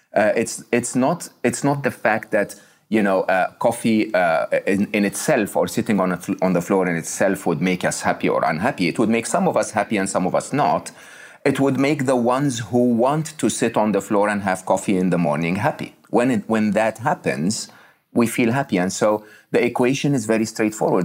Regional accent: Egypt; I was born in Egypt. I was raised in Egypt, uh, uh educated in public schools in Egypt.

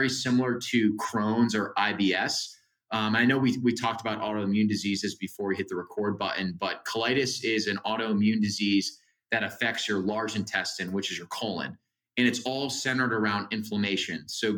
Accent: Northeast, United States; I have amazing parents. I'm from the Northeast, great family.

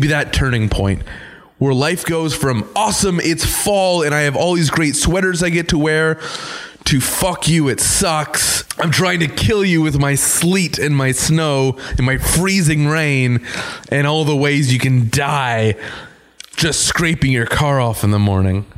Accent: Canada; we're still Canadian.

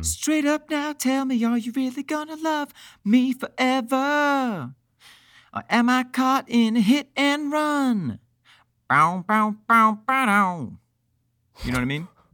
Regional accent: Mexico, New York, United States; I grew up in Mexico, New York

